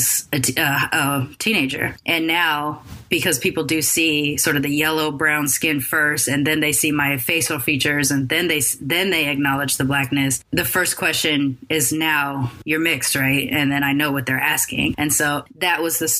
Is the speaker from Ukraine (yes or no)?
no; Long Beach, California, United States; also born or lived in Sacramento / Oakland / San Francisco / Bay Area; growing up in Long Beach, and in our freshman year in high school